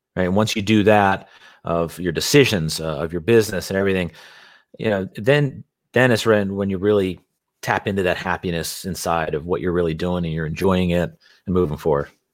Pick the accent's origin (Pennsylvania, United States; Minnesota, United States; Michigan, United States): Pennsylvania, United States; Philadelphia; moved away as an adult; now in Carlsbad, United States; born and raised in Philadelphia